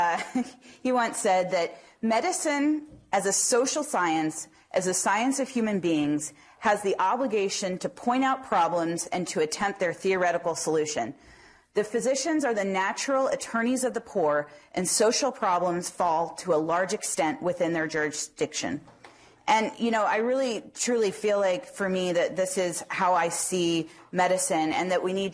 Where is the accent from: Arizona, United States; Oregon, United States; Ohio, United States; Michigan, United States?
Arizona, United States; Phoenix; moved away as an adult; also born or lived in Tucson, Arizona / Bay Area, California; now in Cincinnati, United States; I grew up in the Southwest in Phoenix